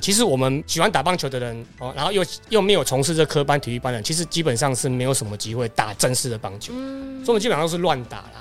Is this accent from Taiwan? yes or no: yes; Taiwan; 就像我们语言，我们的台语